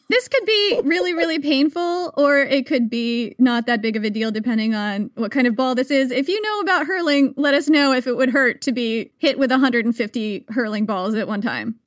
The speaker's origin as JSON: {"language": "English", "country": "United States", "said": "I am American"}